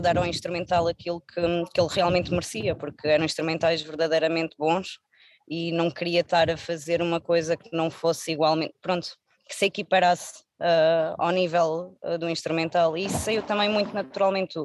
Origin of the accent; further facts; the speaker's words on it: Algarve, Portugal; ouve-se muito também na minha zona, eu sou algarvia